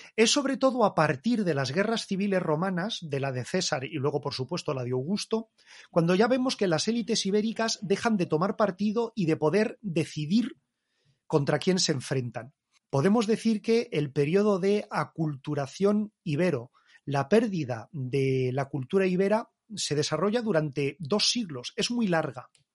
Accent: Spain; nosotros los españoles, con nuestra cultura española

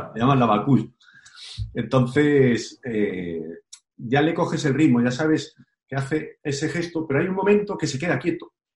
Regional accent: Galicia, Spain; yo soy gallego

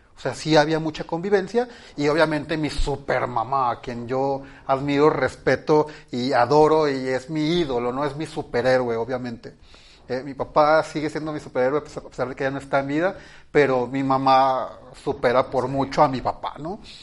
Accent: Ciudad Obregón, Sonora, Mexico; Yo nací en Ciudad Obregón, Sonora, de un matrimonio tradicional

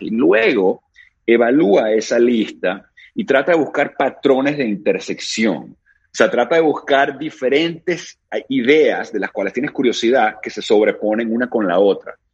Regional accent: Caracas, Capital District, Venezuela; yo me crié en Caracas, Venezuela. I was born in Venezuela

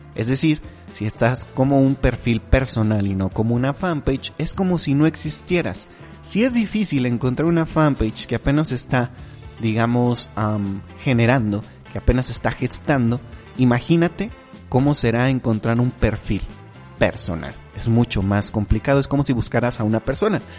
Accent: Mexico; como decimos aquí en México

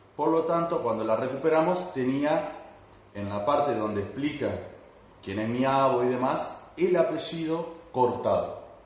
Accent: Concordia, Entre Ríos, Argentina; Soy de Concordia, Entre Ríos

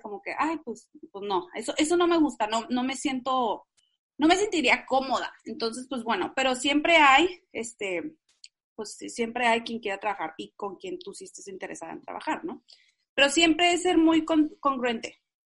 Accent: Tijuana, Baja California, Mexico; yo soy norteña, o sea, soy de Tijuana, siempre, o sea, crecí en, en, en esos, eh, ¿cómo se dicen? Dos mundos, de la frontera

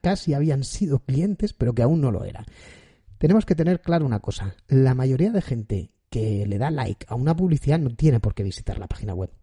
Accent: Spain; yo soy español

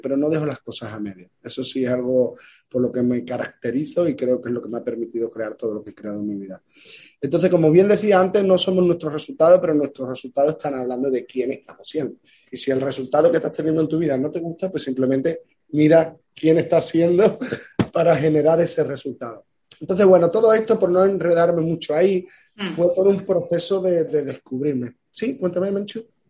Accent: Ayamonte, Andalusia, Spain; Yo soy del sur de España, eh, de Huelva, de Ayamonte, frontera con Portugal, y donde yo vivo

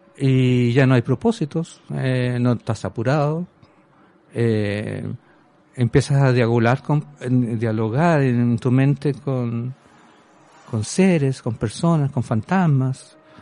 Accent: Chile; moved away as an adult; yo soy eh, un chileno común y corriente

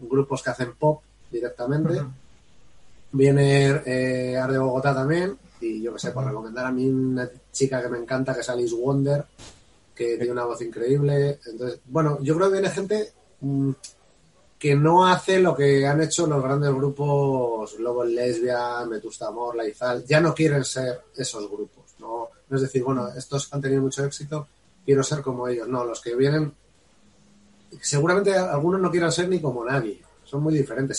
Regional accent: Spain; somos españoles y no vamos a dejar de serlo

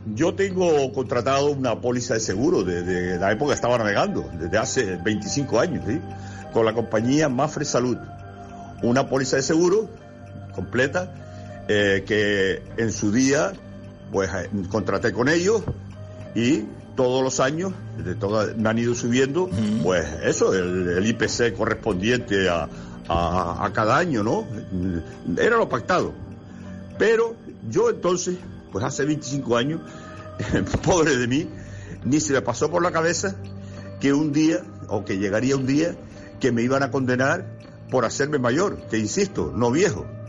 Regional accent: Spain; como buen español

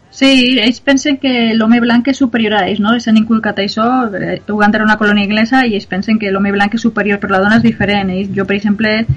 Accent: Onda, Valencian Community, Spain; jo sempre havia fet voluntariat en el meu poble, en Onda

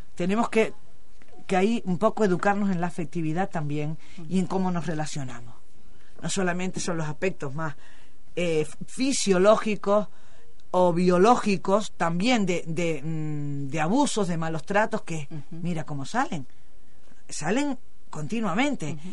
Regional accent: Canary Islands, Spain; accent: Canarian; un chilajito es una palabra de mi tierra a mí me gusta utilizar las palabras de, mi, de, nuestra modalidad lingüística

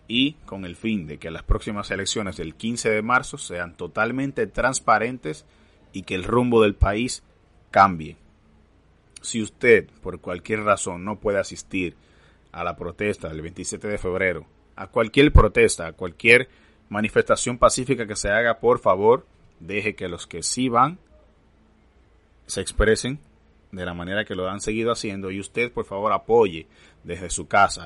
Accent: Dominican Republic; como dominicanos

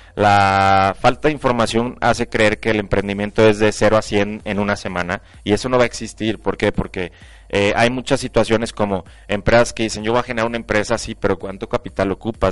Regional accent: León, Guanajuato, Mexico; soy de aquí de León

